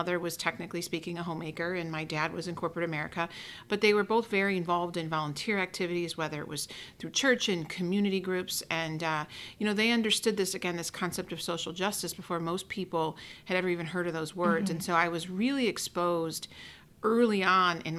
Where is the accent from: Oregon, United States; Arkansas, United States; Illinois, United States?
Illinois, United States; Oak Lawn; I grew up in Oak Lawn, which is kind of just a little bit farther south of Mount Greenwood